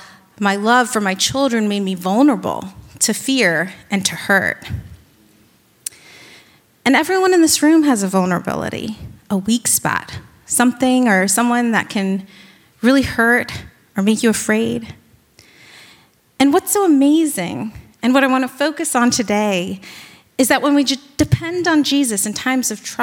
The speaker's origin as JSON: {"language": "English", "town": "Virginia Beach", "region": "Virginia", "country": "United States", "moved": "yes", "lives_now": "New York, United States", "said": "I'm originally from Virginia Beach"}